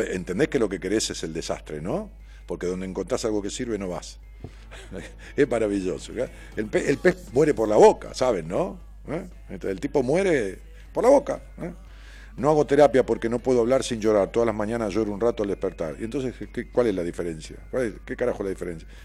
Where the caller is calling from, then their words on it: Rosario, Santa Fe, Argentina; Bien querido … de Rosario, qué elegancia, estoy como vos, así de bufanda sobre todo, hace frío, trabajando en edificio acá en seguridad